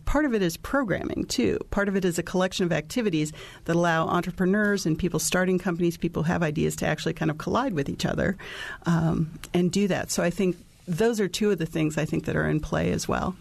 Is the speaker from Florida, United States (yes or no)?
no; Gary, Indiana, United States; now in Bloomington, United States; I grew up in Gary, Indiana, and I've, I, in many ways, I watched my hometown